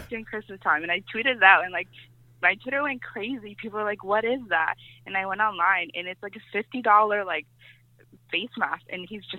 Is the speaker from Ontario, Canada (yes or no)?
yes; Toronto, Ontario, Canada; also born or lived in Cuba; hockey was a big deal where I grew up in Etobicoke.